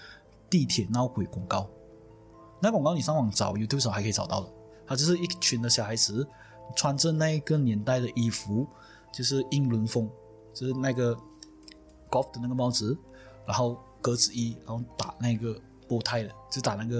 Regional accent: Malaysia; 哪哪怕是我们马来西亚人呐、在国外他们会呃比较容易对老乡讲很多东西

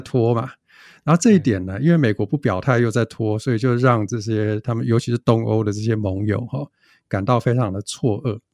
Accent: Taiwan; 我们台湾人

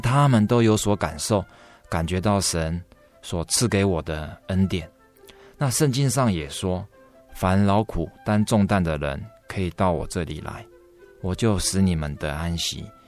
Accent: Taipei, Taiwan; 我的老家也在台北核心医院那旁边，附近

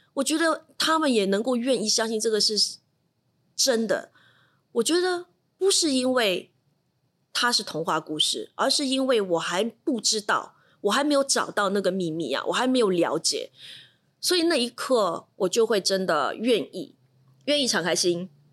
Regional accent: Shanghai, China; moved away; also born or lived in Singapore; 我是上海人

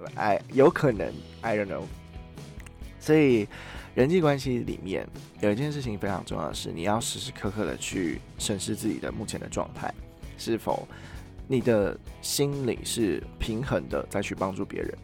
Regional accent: Taiwan; moved away as an adult; also born or lived in China; 像我自己在中国读书的时候，我的。呃，我的讲话方式跟我表达出来自我的样子是跟我在台湾完全不一样的。

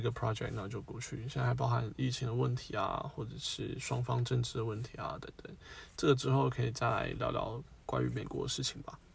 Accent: Taiwan; 我们台湾人

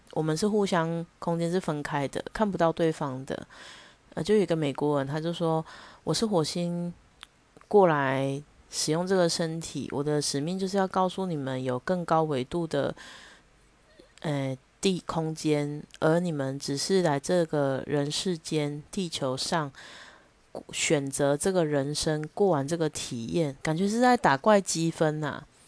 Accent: Taichung, Taiwan; 我是台中人，我知道九二一的时候我有多害怕，一直到现在也还是一样

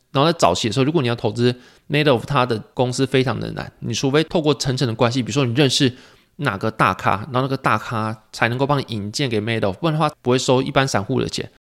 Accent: Pingtung County, Taiwan; 初一、初二在屏东，就是家里过

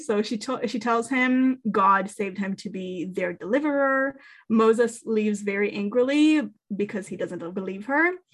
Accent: Israel; moved away; I grew up in Israel and therefore I was very much exposed to Jewish culture

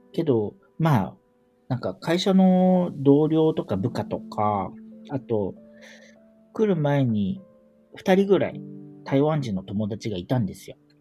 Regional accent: Kanagawa, Japan; moved away as an adult; also born or lived in Tokyo, Japan; now in Taipei, Taiwan; 日本の神奈川で生まれて、で、大学卒業してから東京でずっと働いてたんですけど

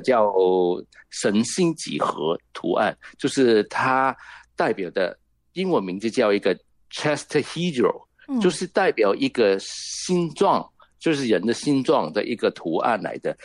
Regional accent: Hong Kong; Chinese is a second language; 你听到我的国语没有很标准，只知道我肯定是来自香港的啦

